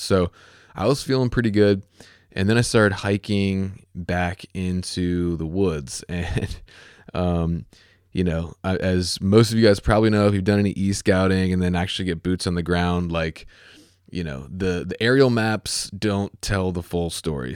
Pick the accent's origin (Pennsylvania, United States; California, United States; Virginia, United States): Virginia, United States; also born or lived in Chesapeake, Virginia; my home state is Virginia